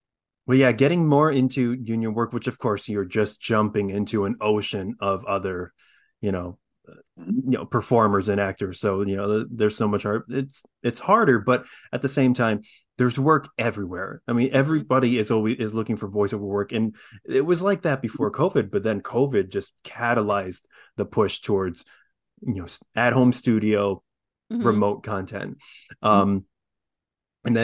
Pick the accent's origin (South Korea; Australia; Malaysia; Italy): South Korea; born there; With an Irish last name. I'm adopted from South Korea.